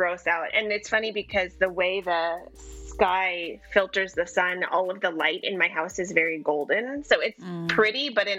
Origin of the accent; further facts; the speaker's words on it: Bay Area, California, United States; Yeah, that's where I grew up. It's where my mom is.